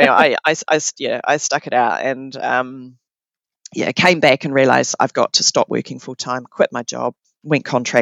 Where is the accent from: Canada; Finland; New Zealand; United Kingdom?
New Zealand; born or raised there